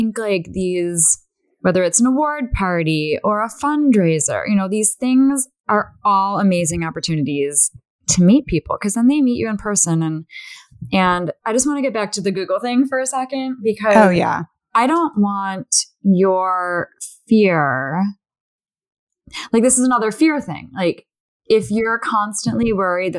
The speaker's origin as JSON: {"language": "English", "town": "Chicago", "region": "Illinois", "country": "United States", "moved": "yes", "lives_now": "Los Angeles, United States", "said": "I'm from Chicago. I live in LA now"}